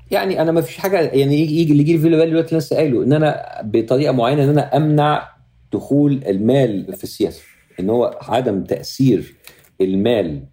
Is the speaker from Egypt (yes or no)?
yes; Egypt; moved away as an adult; now in Los Angeles, United States; أنا مواطن أمريكي من أصل مصري لأن أنا عايش دلوقتي 90% من وقتي في أمريكا